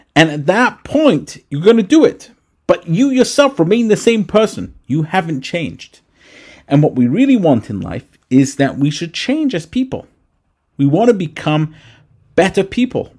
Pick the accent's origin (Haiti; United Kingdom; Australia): United Kingdom; England; moved away; when I grew up in England